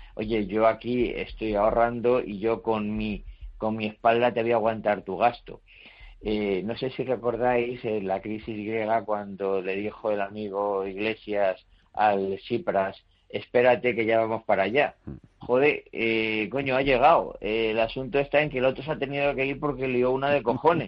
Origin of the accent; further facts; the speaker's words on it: Spain; also born or lived in Madrid; soy español